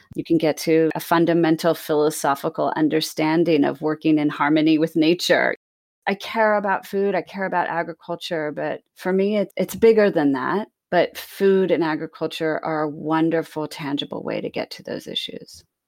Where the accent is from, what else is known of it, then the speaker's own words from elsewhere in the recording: Sacramento, California, United States; moved away as an adult; also born or lived in Bermuda / Hudson Valley, New York; growing up in Sacramento, California, and I was the youngest of five